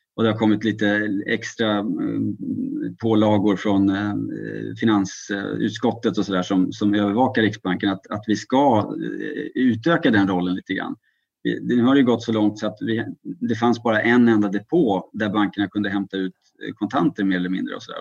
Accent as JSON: {"language": "Swedish", "country": "Sweden"}